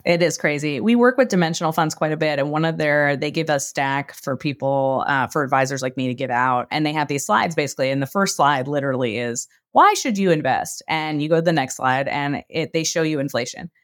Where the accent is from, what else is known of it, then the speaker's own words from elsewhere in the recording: New York, United States; moved away as an adult; also born or lived in Brooklyn; I grew up in New York